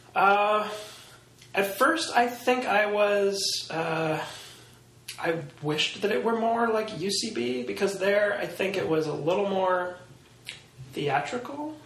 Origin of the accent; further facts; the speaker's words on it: New York City, New York, United States; growing up in Manhattan, I think is a is a kind of a weird experience